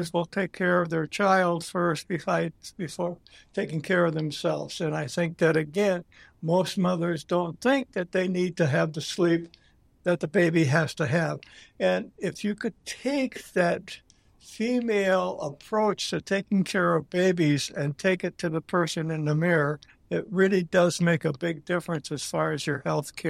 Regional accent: Green Bay, Wisconsin, United States; moved away as an adult; also born or lived in Pennsylvania; I was born and raised in Green Bay.

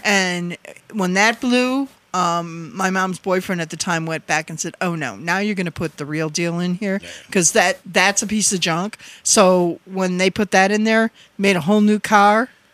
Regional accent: Wisconsin, United States; accent: Wisconsin; moved away; my my Wisconsin accent

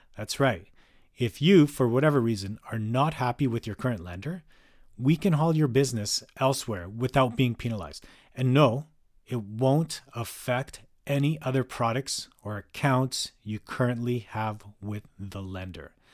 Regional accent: Calgary, Alberta, Canada; now in North Vancouver, Canada; was born and raised in Calgary for much of my life

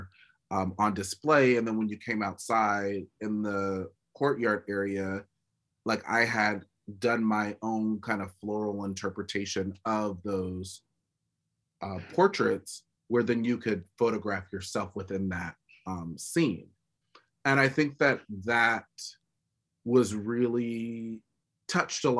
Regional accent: California, United States; I'm from California, born and raised

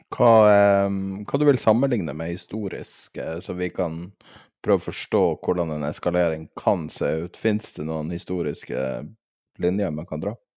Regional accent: Norway; som en nordmann

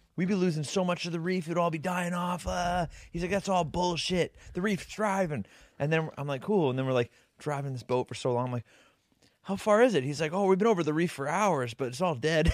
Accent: Canada; We're from Canada.

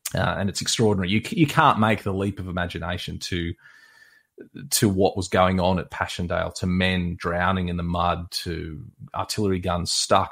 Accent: Australia; I'm an Australian historian

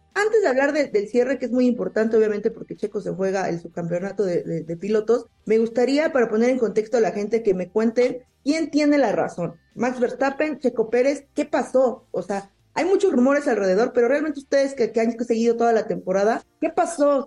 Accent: Mexico; cómo somos los mexicanos

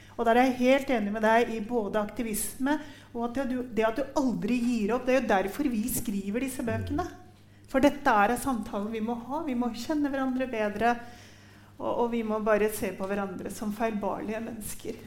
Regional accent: Norway; dette er Norge, og vi er nordmenn

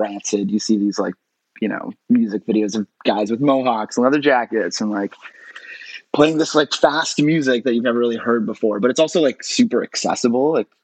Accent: Toronto, Ontario, Canada; In Toronto. I grew up in Toronto, where I am right now.

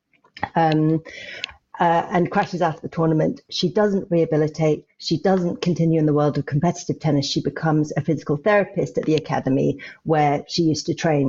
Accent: London, United Kingdom; I was brought up in Barnes

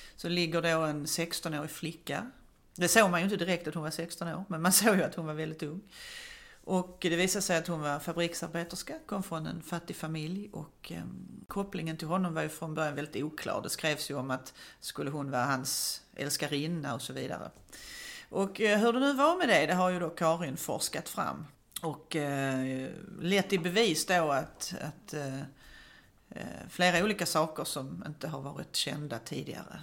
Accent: Malmö, Skåne, Sweden; jag växte upp på Söderkulla i Malmö

